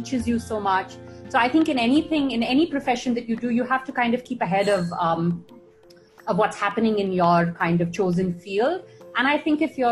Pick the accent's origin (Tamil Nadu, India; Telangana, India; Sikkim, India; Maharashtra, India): Tamil Nadu, India; Chennai; I grew up in Madras.